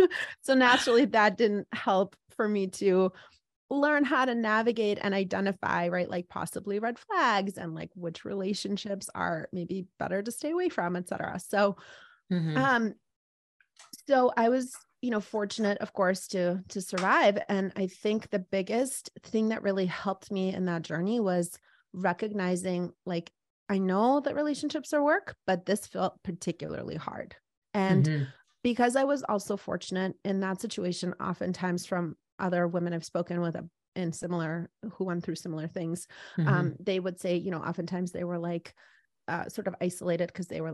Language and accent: English; East Coast, United States; But I guess I was thinking, I grew up on the East Coast.